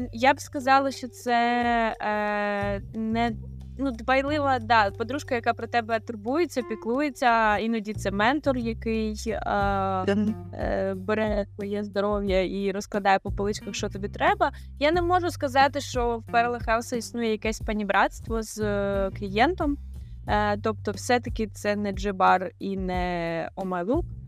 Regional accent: Kherson, Kherson Oblast, Ukraine; moved away as an adult; now in Portugal; я з Херсона, і вся моя сім'я була в Херсоні

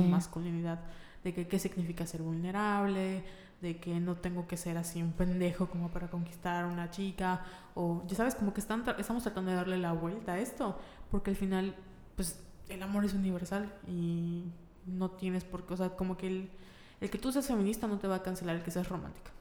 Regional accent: Mérida, Yucatán, Mexico; somos de Mérida

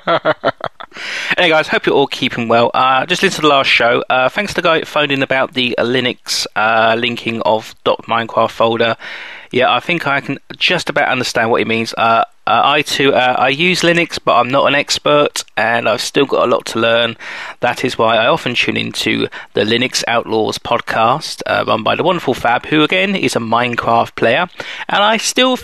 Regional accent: Windsor, South East England, United Kingdom; accent: Windsorian; also born or lived in West Country; my family come from that way of the world, so we are farmers. But anyway, unfortunately my Windsorian accent now gets in the way

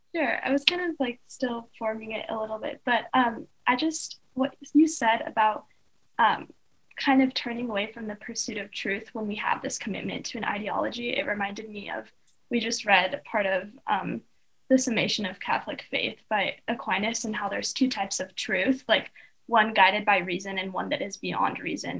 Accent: Russia; now in United States; I'm from Russia, and my parents automatically, whenever we moved to America

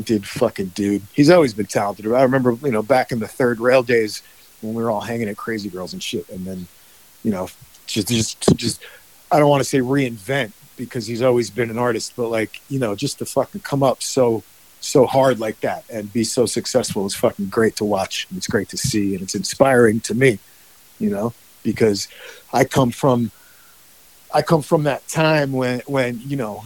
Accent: United States; moved away as an adult; also born or lived in Woodstock, New York / Bergen County, New Jersey; now in California, United States; I grew up in Woodstock, New York, and Bergen County, New Jersey.

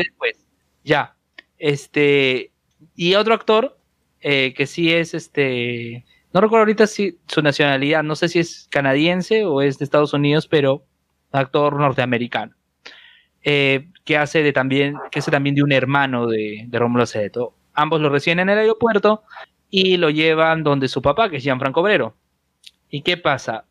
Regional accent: Peru; somos peruanos

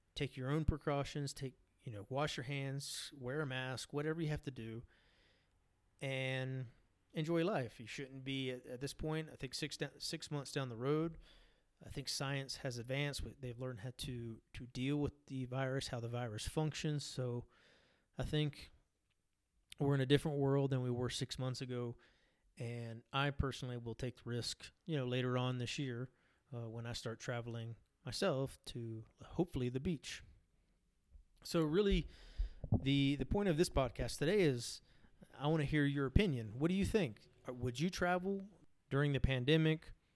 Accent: United States; now in Colombia; to my home country in the United States

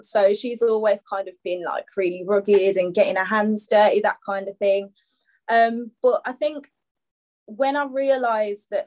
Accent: Birmingham, West Midlands, United Kingdom; moved away as an adult; also born or lived in London; now in Birmingham, United Kingdom; Um, I don't know if anyone can tell by the accent, um, but I'm from Birmingham, UK. I'm 27. Um, spent a little bit of time in London as well. Um, recently moved back

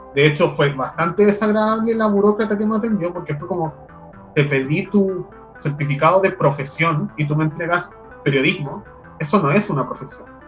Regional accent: Chile; les chilenes, en general, hoy en día somos producto del colonialismo

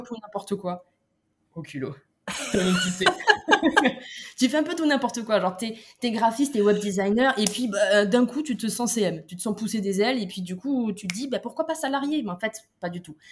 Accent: Toulouse, Occitania, France; moved away; moi, maintenant, je suis un peu partout dans le monde, mais à la base, je viens de Toulouse

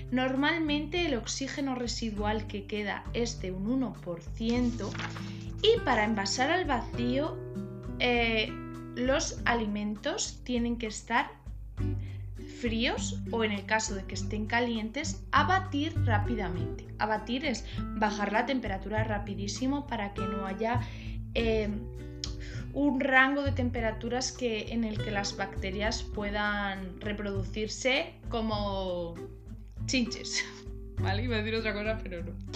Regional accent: Cuenca, Castilla-La Mancha, Spain; yo soy de Cuenca

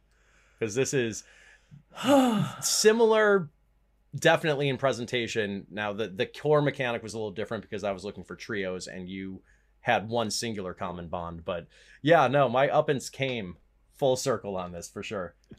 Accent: United States; I'm American

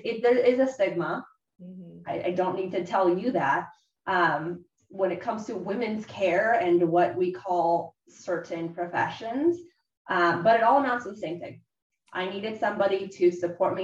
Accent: Southern California, United States; moved away as an adult; also born or lived in Bay Area; I moved there from, you know, my hometown in Southern California

